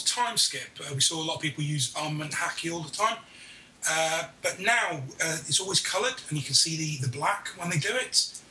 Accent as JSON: {"language": "English", "region": "England", "country": "United Kingdom", "said": "I'm from England."}